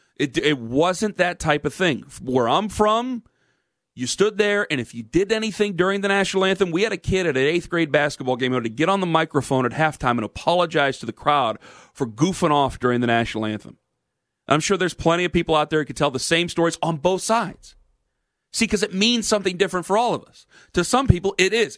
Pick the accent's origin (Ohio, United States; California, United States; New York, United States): Ohio, United States; Cleveland; I come from Cleveland, Ohio.